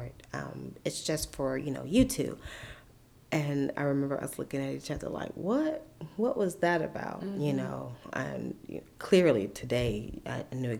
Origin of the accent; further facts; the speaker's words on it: Sandersville, Georgia, United States; moved away as an adult; also born or lived in Augusta, Georgia / Atlanta, Georgia; I was born in Augusta, and but grew up in Sandersville. I went to school all the way through high school, graduated there, and then moved to Atlanta